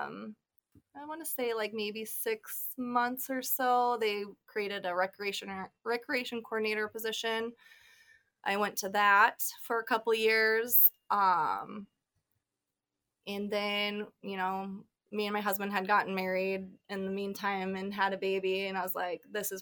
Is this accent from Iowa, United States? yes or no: yes; Chariton, Iowa, United States; I grew up in South Central Iowa, in Lucas County. I graduated from Sheraton, home of Hy-Vee.